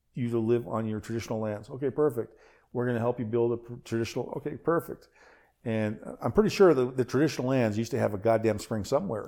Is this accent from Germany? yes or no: no; Nova Scotia, Canada; I was born in yeah. Nova Scotia